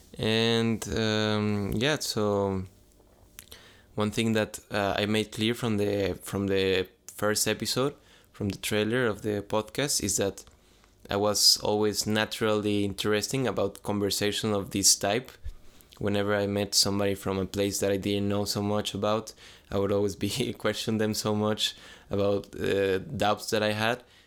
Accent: San Luis, Mexico; I'm from Mexico, if you ask me question from Mexico, I'm from a, a city that is called San Luis

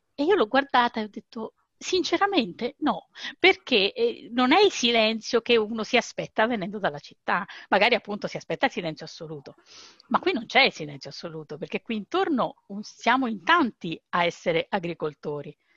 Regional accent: Rome, Lazio, Italy; moved away as an adult; io fino a quasi 40 anni sono stata a Roma, io sono di Roma e stavo lì.

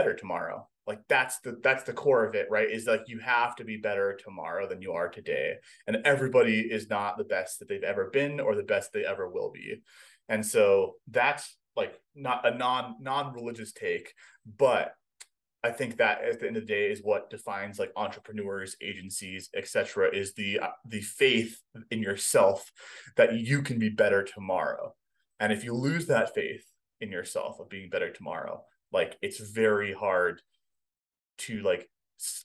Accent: Hawaii, United States; moved away as an adult; I grew up in Hawaii

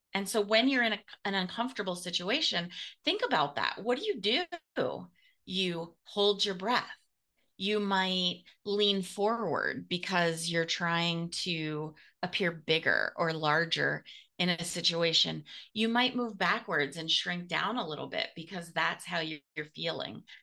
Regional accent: United States; I'm so American.

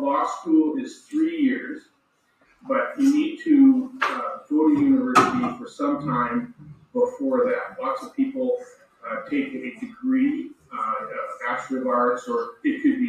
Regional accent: Biggar, Saskatchewan, Canada; I grew up in Bigger, Saskatchewan, which is a small town

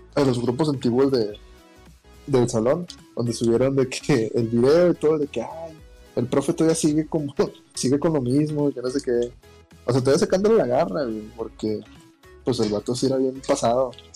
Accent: Monclova, Coahuila, Mexico; moved away; mi ciudad natal, allá Monclova, Monclova, Coahuila

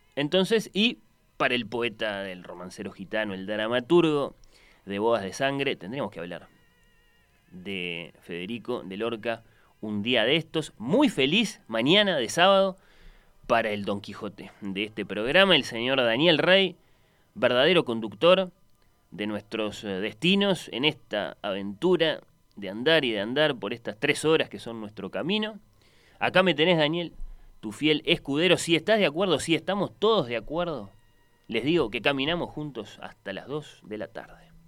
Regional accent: Uruguay

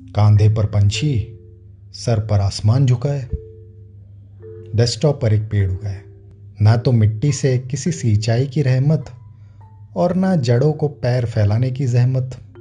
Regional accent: Vadodara, Gujarat, India; सारा बचपन गोरवा वडोदरा के उस सरकारी स्कूल में कटा

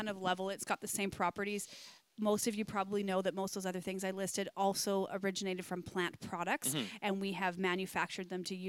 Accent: the Kootenays, British Columbia, Canada; also born or lived in Manitoba; growing up around here, even though I grew up a Christian

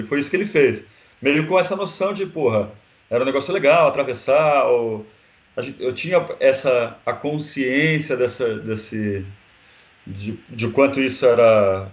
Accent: Brazil; a gente que é brasileiro

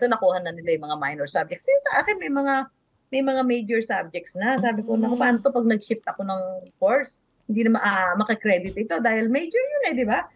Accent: Carmona, Calabarzon, Philippines; Cavite talaga ako. Yung bayan namin, yung Carmona, Cavite

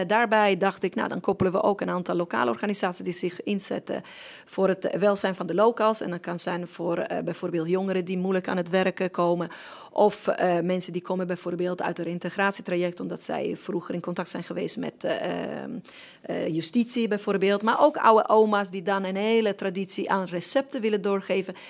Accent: Sardinia, Italy; now in Netherlands; ik hoor wel op Sardinië, ik ben wel Italiaans, ik voel me nog steeds 100% Italiaans

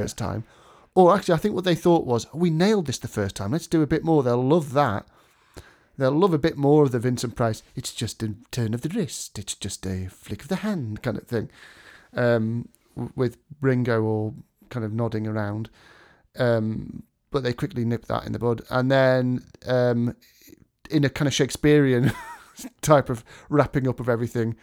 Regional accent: England, United Kingdom; as U K people, English people, as English people

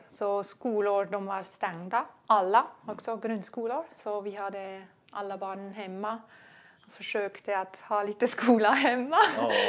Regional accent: Switzerland; det hemma i Schweiz ja.

